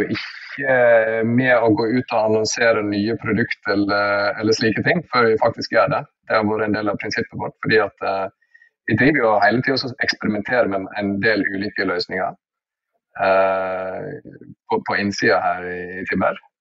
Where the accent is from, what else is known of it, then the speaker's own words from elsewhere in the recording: Norway; jeg er norsk